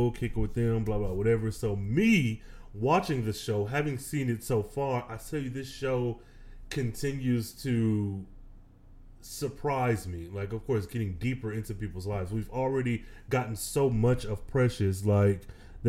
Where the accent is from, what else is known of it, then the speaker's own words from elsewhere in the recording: Michigan, United States; now in Texas, United States; I am originally from the Midwest, though I do reside in the dirty in Texas. I hail from the Midwest, Michigan specifically